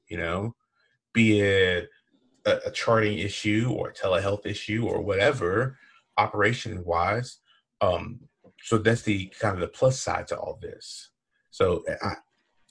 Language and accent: English; Southeast, United States; I am from the Southeast